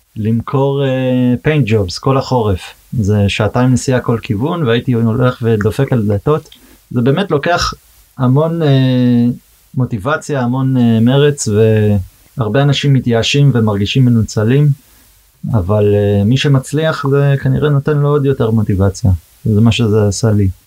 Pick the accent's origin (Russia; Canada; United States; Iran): United States; Boston, Massachusetts; Hebrew is a second language; moved away as an adult; now in Israel; נולדתי בארצות הברית, גדלתי אה, בבוסטון בעצם, פרבר קטן מחוץ לבוסטון. אז כמובן עברית זה לא שפת אם בשבילי